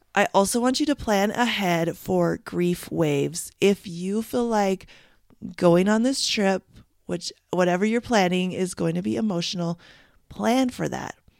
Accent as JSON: {"language": "English", "country": "Canada", "said": "I'm from Canada"}